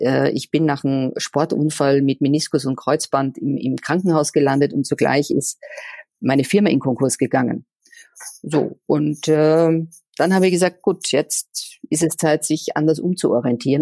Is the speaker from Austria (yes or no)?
yes; Austria; moved away as an adult; also born or lived in Vienna, Austria / Switzerland / Czech Republic / Portugal; now in Cologne, Germany; an meiner Heimat Österreich